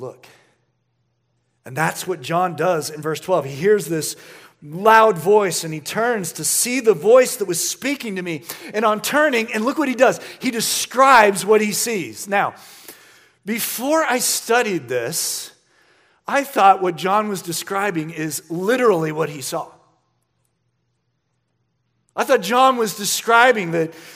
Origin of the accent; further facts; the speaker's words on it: United States; as American Christians